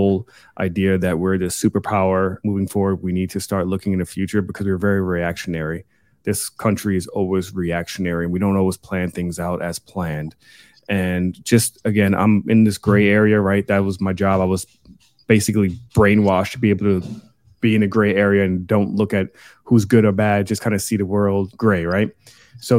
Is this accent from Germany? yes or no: yes; Germany; now in United States; I'm from Germany